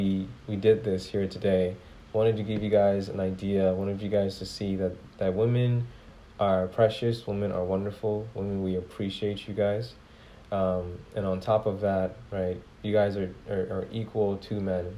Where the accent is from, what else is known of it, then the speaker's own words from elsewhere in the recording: Ghana; I come from Ghana. When I say I come from Ghana, like, I was born in Ghana